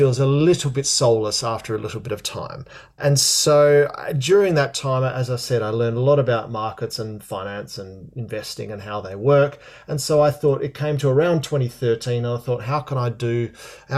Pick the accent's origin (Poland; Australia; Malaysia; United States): Australia; moved away as an adult; also born or lived in London, United Kingdom; now in United Kingdom; I'm Australian originally, John. I moved over here in 2000